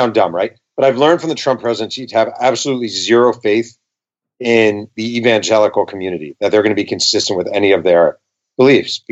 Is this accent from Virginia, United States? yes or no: no; Mahopac, New York, United States; now in California, United States; I live in California, but I'm born and raised in New York.